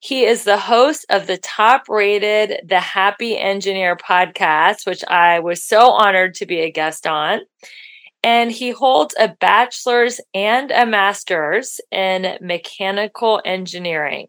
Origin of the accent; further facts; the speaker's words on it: Midwest, United States; I'm from the Midwest